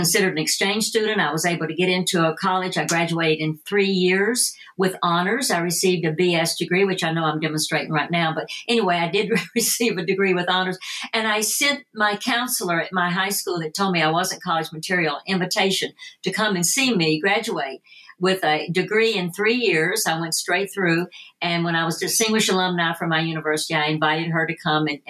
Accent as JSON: {"language": "English", "region": "Tennessee", "country": "United States", "also_born_or_lived": "Phoenix, Arizona", "moved": "yes", "said": "my accent, you know, being from Tennessee"}